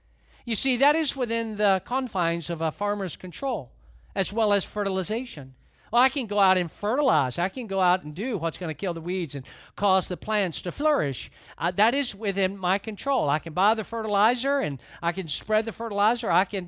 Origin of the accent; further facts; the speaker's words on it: Atlanta, Georgia, United States; And there's a lot that I don't know about farming, of course, growing up in Atlanta.